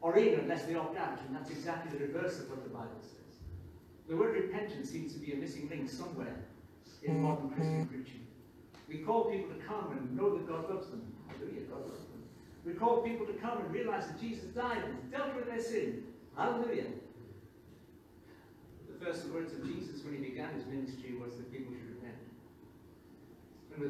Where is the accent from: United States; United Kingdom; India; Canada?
United Kingdom; Newcastle upon Tyne, North East England; moved away; I'm British. I'm English. I'm a Geordie. The fact that I spent a long time in exile is beside the point. I'm a Geordie.